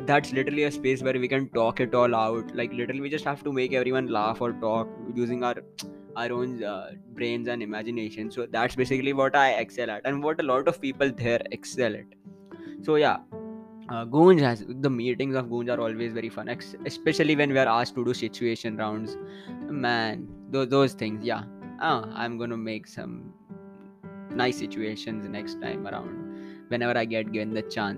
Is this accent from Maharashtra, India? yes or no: yes; Mumbai, Maharashtra, India; born or raised there; moved away as an adult